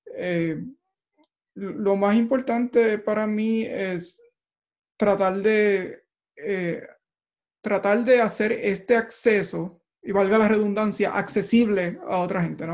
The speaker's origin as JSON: {"language": "Spanish", "town": "Barranquitas", "country": "Puerto Rico", "tie": "born or raised there", "also_born_or_lived": "Mayagüez", "moved": "as an adult", "lives_now": "Silicon Valley, United States", "said": "yo nací y crecí en Barranquitas"}